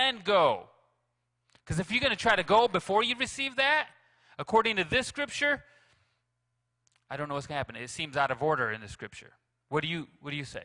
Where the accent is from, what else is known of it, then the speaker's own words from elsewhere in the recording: Grand Rapids, Michigan, United States; now in Mount Pleasant, United States; I'm from Grand Rapids